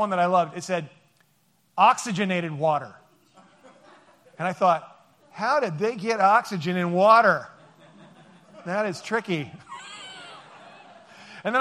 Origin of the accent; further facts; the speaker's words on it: Seattle, Washington, United States; we are from Seattle